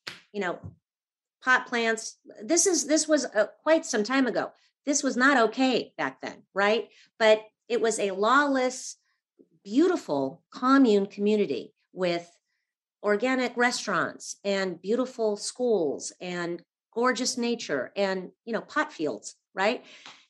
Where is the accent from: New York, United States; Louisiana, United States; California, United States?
California, United States; Los Angeles; I grew up in Laurel Canyon in the 70s, very creative family, artists